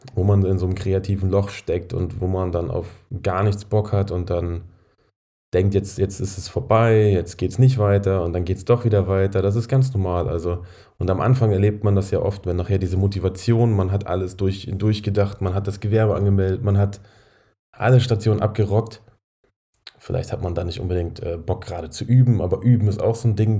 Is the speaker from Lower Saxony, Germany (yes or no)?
yes; Braunschweig, Lower Saxony, Germany; moved away; Braunschweig meine alte Heimat